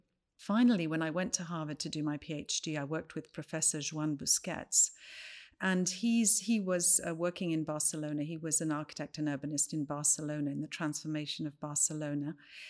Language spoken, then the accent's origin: English; Valais, Switzerland; also born or lived in Ireland; I'm originally from the Valais, from a village on the Grichtinggraben, which, as you know, is what separates the Germanic and French-speaking Switzerland. So I would say my origins are already in this border zone. I went on to live in Ireland